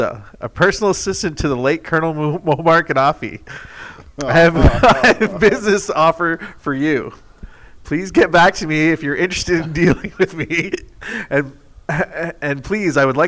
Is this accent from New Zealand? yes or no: no; Canada; grew up in Canada